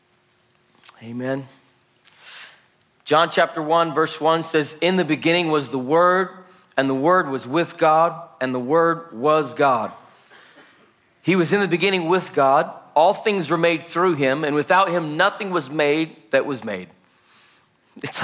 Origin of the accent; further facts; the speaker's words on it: Salt Lake City, Utah, United States; I was born and raised in Salt Lake City, Utah